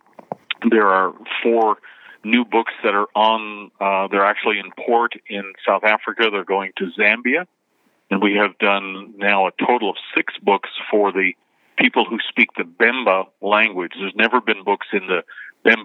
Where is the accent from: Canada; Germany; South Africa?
Canada; moved away as an adult; also born or lived in Jeffersonville, United States; now in United States; Before I moved to the United States, I was born and raised in Canada